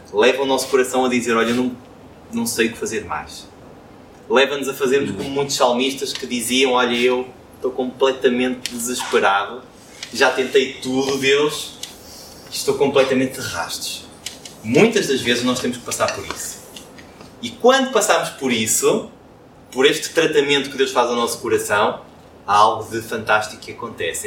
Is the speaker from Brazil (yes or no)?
no; Porto, Norte, Portugal; como um bom portuense, com orgulho em ser portuense